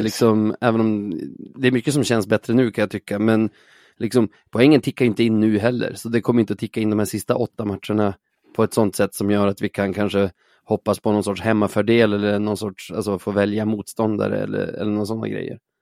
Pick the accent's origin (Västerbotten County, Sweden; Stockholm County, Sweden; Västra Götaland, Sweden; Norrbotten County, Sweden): Västerbotten County, Sweden; Umeå; McDonalds var ju borta från Umeå nästan hela min uppväxt.